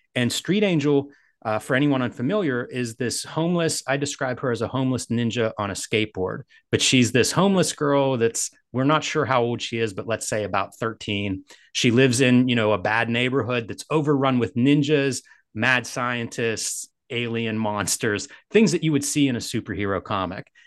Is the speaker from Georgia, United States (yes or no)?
no; Pittsburgh, Pennsylvania, United States; I'm from Pittsburgh